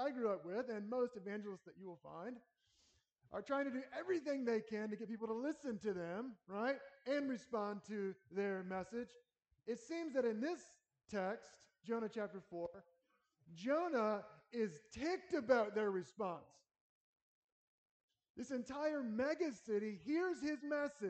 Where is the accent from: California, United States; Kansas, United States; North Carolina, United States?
North Carolina, United States; now in Lincoln, United States; I grew up in North Carolina, Southern boy going to a Baptist church